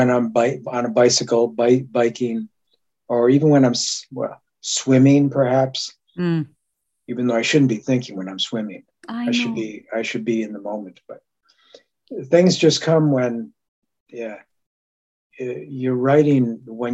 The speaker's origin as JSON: {"language": "English", "country": "Japan", "tie": "born or raised there", "said": "I was born in Japan."}